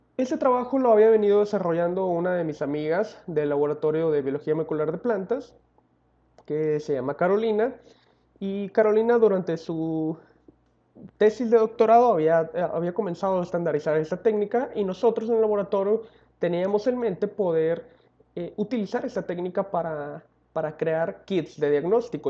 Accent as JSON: {"language": "Spanish", "town": "La Paz", "region": "Baja California Sur", "country": "Mexico", "tie": "born or raised there", "said": "soy originario de La Paz, California"}